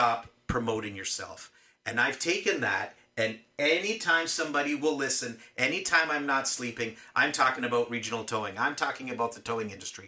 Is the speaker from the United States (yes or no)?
no; Mississauga, Ontario, Canada; moved away as an adult; now in Niagara Falls, Canada; I'm not born and raised in Niagara Falls. I'm originally from Mississauga.